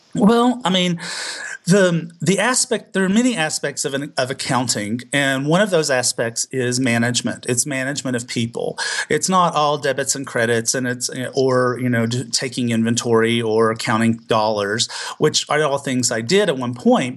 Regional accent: the South, United States; I was still growing up in the South

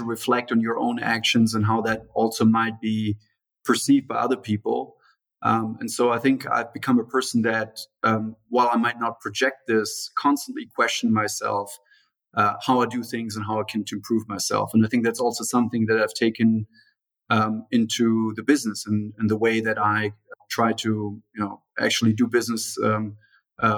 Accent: Germany; also born or lived in São Paulo, Brazil; I was born in Brazil, in São Paulo, you know, Brazil's largest city, in the early 80s. And then at the beginning of the 90s, basically, my parents decided to move back to Germany

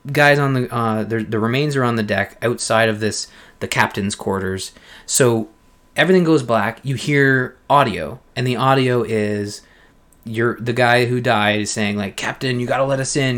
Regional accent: Canada; this is a show that has two Canadians

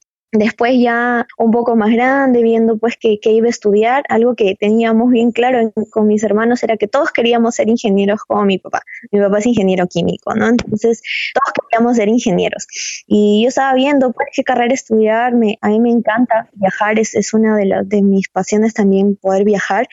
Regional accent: Cajamarca, Peru; Yo soy de Cajamarca y bueno, ustedes saben, Cajamarca es una ciudad minera

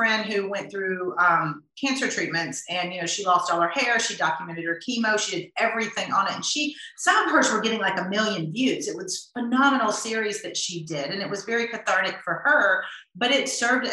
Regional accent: the South, United States; I grew up in the South

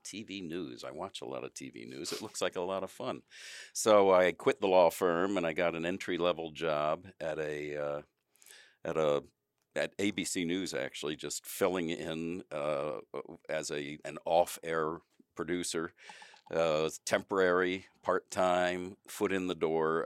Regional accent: Wilmington, Delaware, United States; moved away as an adult; also born or lived in Washington, D.C.; I'm from Wilmington, Delaware

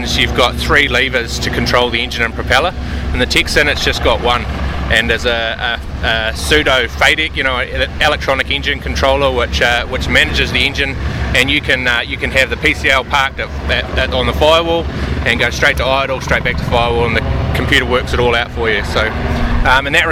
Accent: Wanaka, Otago, New Zealand; moved away; I'm from Wanaka originally

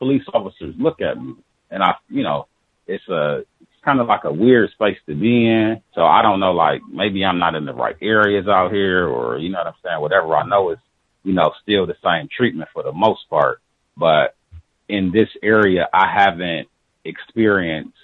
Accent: near Chicago, Midwest, United States; also born or lived in Milwaukee; now in San Diego, United States; I'm from the Midwest, very close to Chicago

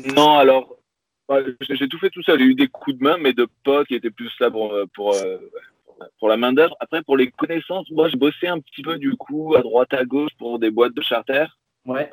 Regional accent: Pyrenees, France; moved away as an adult; j'ai grandi dans le sud de la France, dans les Pyrénées

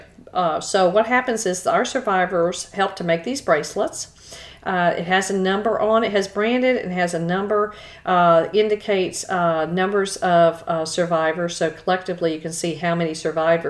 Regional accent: Houston, Texas, United States; growing up in Texas, I grew up in Houston

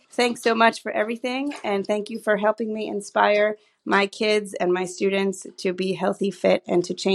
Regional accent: New York City, New York, United States; I am from the Bronx.

